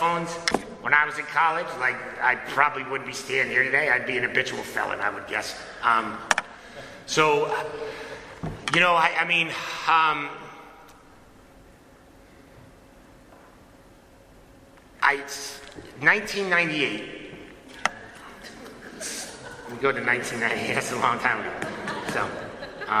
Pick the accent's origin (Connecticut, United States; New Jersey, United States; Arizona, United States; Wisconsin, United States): Connecticut, United States; I was born and raised in Connecticut